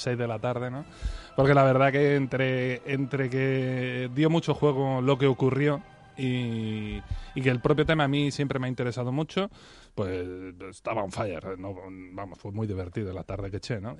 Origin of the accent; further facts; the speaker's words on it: Spain; soy muy español